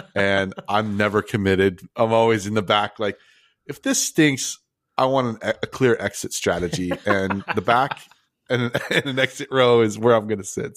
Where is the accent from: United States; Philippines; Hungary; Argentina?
Philippines; now in Malaysia; I'm Filipino